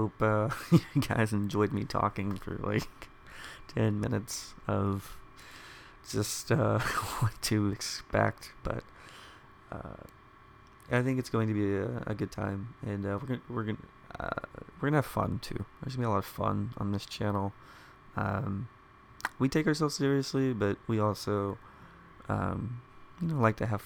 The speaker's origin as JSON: {"language": "English", "town": "Dallas", "region": "Texas", "country": "United States", "tie": "born or raised there", "said": "I grew up here in the Dallas area"}